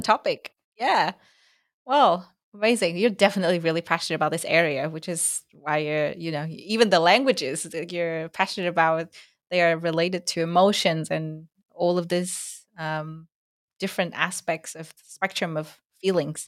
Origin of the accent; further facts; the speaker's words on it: Vietnam; accent: Vietnamese; first language Vietnamese; English is a second language; my mother tongue Vietnamese